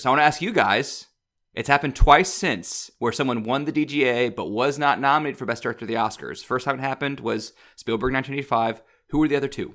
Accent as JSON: {"language": "English", "region": "Midwest", "country": "United States", "said": "I'm also from the Midwest"}